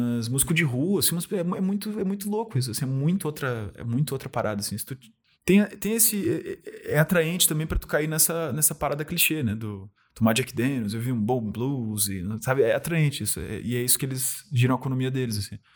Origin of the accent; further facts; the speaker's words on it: Rio Grande do Sul, Brazil; accent: gaúcho; eu gosto de ser gaúcho, gosto de ter um sotaque